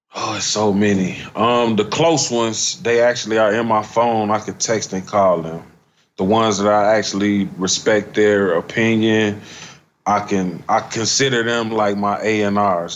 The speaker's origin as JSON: {"language": "English", "town": "Chicago", "region": "Illinois", "country": "United States", "tie": "born or raised there", "also_born_or_lived": "Nashville", "moved": "as an adult", "said": "Growing up in Chicago"}